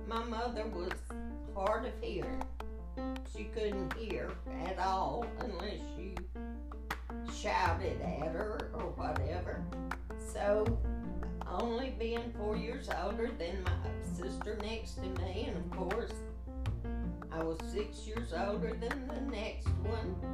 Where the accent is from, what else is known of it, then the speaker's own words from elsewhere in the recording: Kosciusko, Mississippi, United States; I was born in Kosciuszko, Mississippi